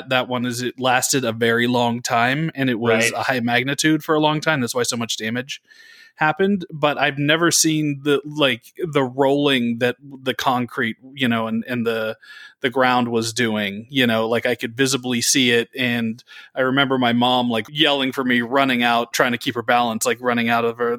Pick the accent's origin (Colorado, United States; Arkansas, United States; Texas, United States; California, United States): California, United States; the Bay Area; I grew up in the Bay Area